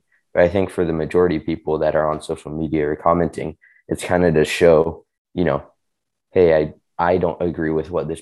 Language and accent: English; China; moved away; So I grew up in China. I speak Chinese pretty much fluently